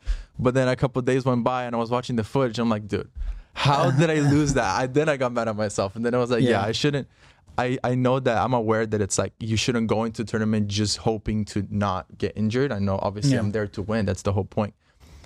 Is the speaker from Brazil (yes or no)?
yes; Brazil; now in United States; I'm from Brazil.